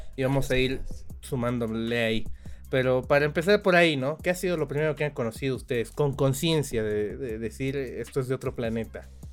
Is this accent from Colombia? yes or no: no; Bolivia; Somos bolivianos de, a todo corazón nosotros